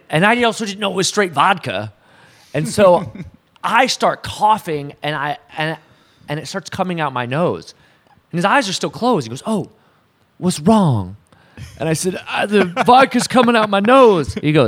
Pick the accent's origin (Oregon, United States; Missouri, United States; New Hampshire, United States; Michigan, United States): Oregon, United States; Portland; Here. I'm from here.